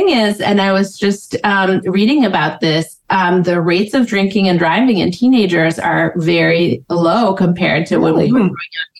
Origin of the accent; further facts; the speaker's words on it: Boston, Massachusetts, United States; I grew up in Boston.